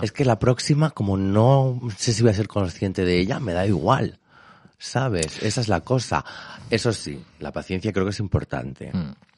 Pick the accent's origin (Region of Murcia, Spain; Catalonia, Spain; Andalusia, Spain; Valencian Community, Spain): Valencian Community, Spain; Elche; soy de Elche